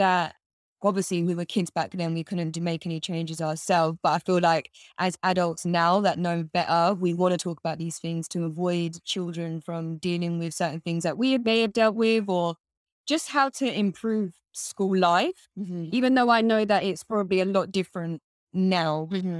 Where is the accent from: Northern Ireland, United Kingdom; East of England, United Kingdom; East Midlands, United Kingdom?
East of England, United Kingdom; Bedford; So I grew up in a town called Bedford.